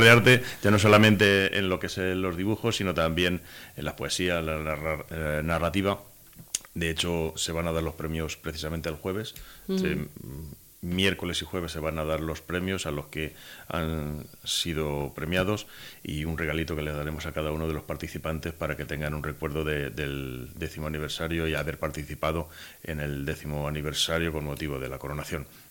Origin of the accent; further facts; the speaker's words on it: Corral de Almaguer, Castilla-La Mancha, Spain; en Corral de Almaguer el que no somos hermanos, somos hijos de la Virgen de la Muela